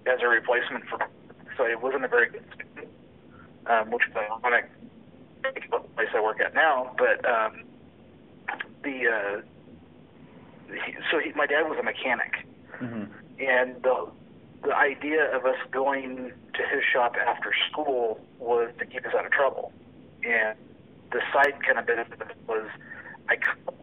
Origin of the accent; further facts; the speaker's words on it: Mesa, Arizona, United States; Originally, I grew up in Mesa, Arizona, and I spent my entire childhood there